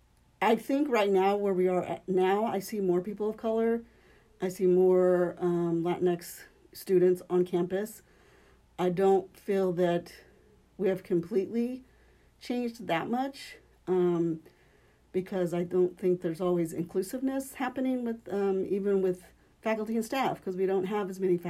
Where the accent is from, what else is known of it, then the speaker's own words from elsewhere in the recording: Topeka, Kansas, United States; I grew up here in Topeka, born and raised here